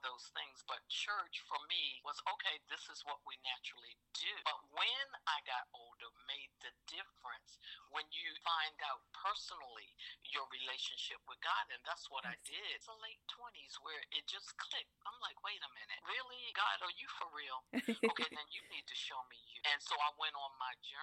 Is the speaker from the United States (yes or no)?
yes; Eastern Shore of Maryland, United States; I am from the Eastern Shore of Maryland. And what that means to most people, I'm just a country girl